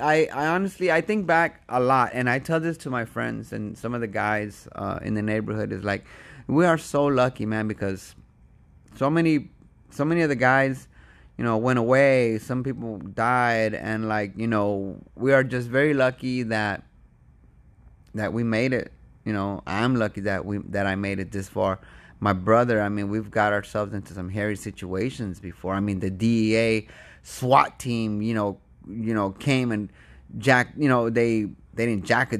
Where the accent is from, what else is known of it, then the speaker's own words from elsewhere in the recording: United States; I'm from America. I'm visiting.